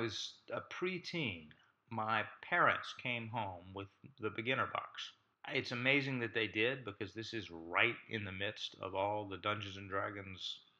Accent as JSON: {"language": "English", "region": "Deep South", "country": "United States", "tie": "born or raised there", "said": "I grew up in the Deep South, where it was much deeper than it is now, and there wasn't a lot of understanding of anything artistic."}